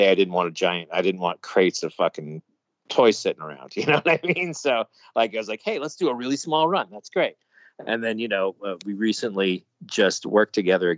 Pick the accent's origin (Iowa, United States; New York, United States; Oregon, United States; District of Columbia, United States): New York, United States; New York City; being a New Yorker